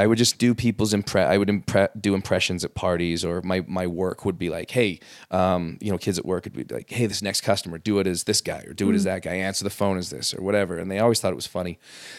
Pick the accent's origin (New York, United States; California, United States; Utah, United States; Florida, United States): Utah, United States; West Jordan; also born or lived in Los Angeles; I grew up here. In West Jordan, actually.